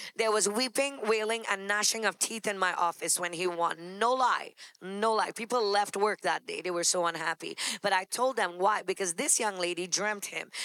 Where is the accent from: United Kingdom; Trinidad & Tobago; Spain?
Trinidad & Tobago; moved away as an adult; also born or lived in Texas; now in New York, United States; We're finally in a place in an immigrant country because we come from Trinidad